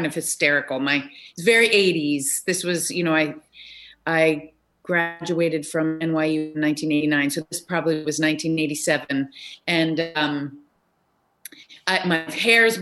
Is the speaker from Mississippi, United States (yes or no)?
no; Newton, Massachusetts, United States; moved away as an adult; also born or lived in Chicago; I grew up in Newton, which is true